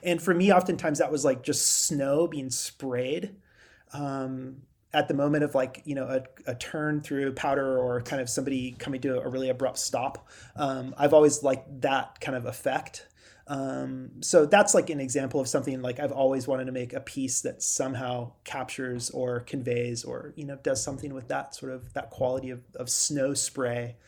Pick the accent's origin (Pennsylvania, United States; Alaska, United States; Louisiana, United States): Alaska, United States; Girdwood; moved away; I grew up in Alaska. I guess that's the way I sort of describe myself. Um, and, um, specifically, I grew up in Girdwood.